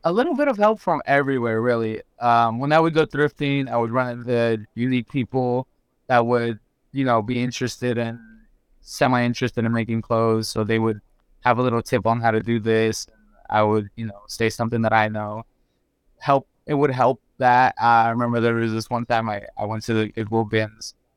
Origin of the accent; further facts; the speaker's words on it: Geneva, Florida, United States; also born or lived in Mexico; I'm from Geneva